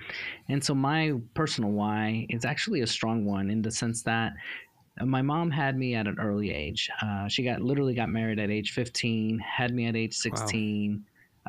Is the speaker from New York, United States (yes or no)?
yes; New York City, New York, United States; now in Dallas, United States; growing up in New York City really just opened my eyes to see life differently.